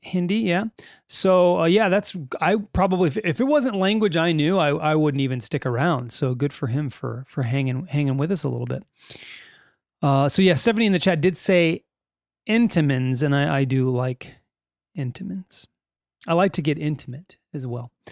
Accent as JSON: {"language": "English", "region": "California", "country": "United States", "said": "We are from California in the United States"}